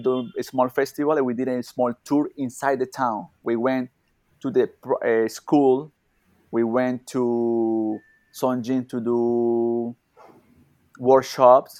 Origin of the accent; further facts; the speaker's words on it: Colombia; English is a second language; moved away as an adult; also born or lived in Dubai; now in India; I born in Colombia, but I not living there for many years